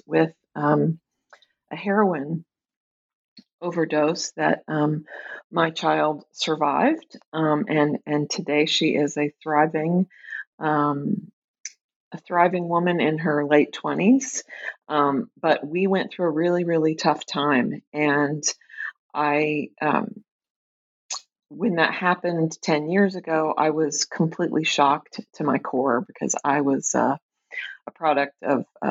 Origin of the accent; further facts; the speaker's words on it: Tulsa, Oklahoma, United States; moved away as an adult; also born or lived in Chicago, United States; now in Minneapolis, United States; I grew up in Tulsa, Oklahoma. I live right now in the Twin Cities, in Minneapolis in particular